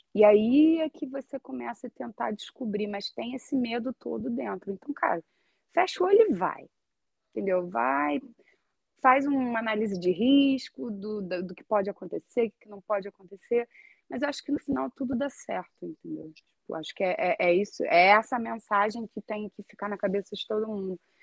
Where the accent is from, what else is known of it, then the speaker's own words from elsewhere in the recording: Brazil; moved away as an adult; also born or lived in Rio de Janeiro; now in Iceland; a gente, como brasileiro